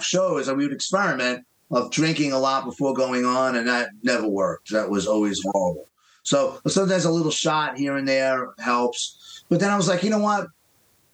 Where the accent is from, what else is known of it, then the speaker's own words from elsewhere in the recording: New York City, New York, United States; growing up in Queens, there was a big pressure. I grew up in an Irish Italian neighborhood